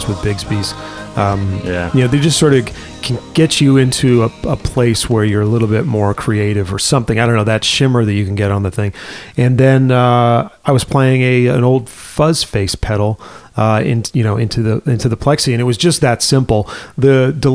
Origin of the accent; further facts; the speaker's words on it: Worcester, Massachusetts, United States; I grew up in Worcester, Massachusetts, in the middle of the state.